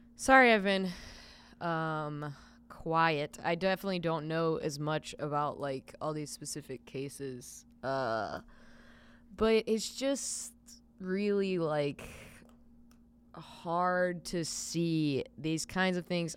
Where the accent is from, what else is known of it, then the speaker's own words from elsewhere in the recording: Lancaster, South Carolina, United States; my hometown has a branch of the University of South Carolina called U, University of South Carolina Lancaster